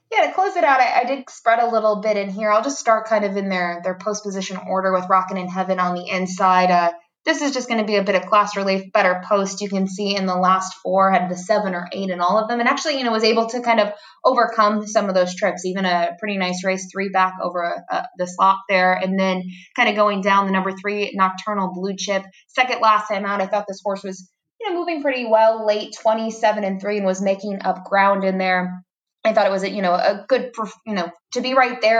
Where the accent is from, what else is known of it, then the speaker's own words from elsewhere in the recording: Fort Erie area, Ontario, Canada; now in Florida, United States; my hometown track, even though I'm not born in Fort Erie. I, I treat it as my hometown track and uh, grew up going there